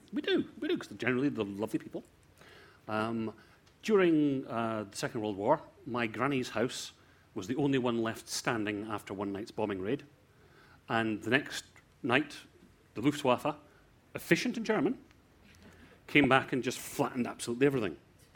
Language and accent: English; South Africa; Actually, I'm South African.